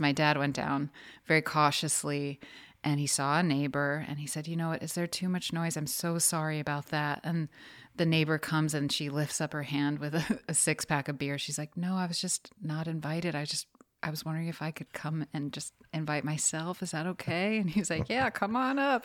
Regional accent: New York City, New York, United States; also born or lived in Atlantic City; I'm in the house right now where I grew up. and it's on the Upper West Side

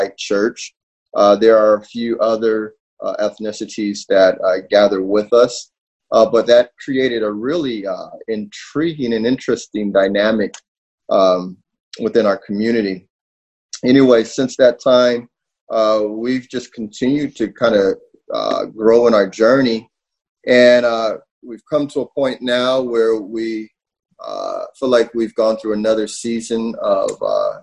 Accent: Southern California, United States; moved away as an adult; now in Wooster, United States; I was born and raised in Southern California.

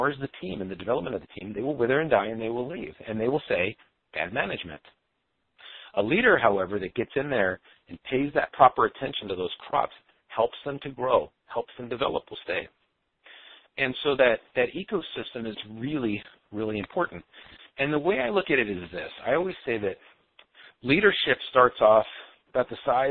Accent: California, United States; now in Minnesota, United States; I live in Minnesota. I was raised in California.

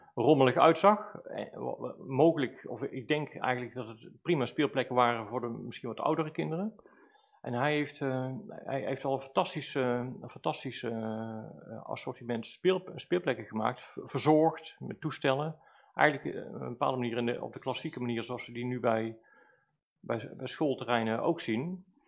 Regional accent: Valkenswaard, North Brabant, Netherlands; also born or lived in Velp; Zelf ben ik als kind opgegroeid in Dommeldal in Valkswaard

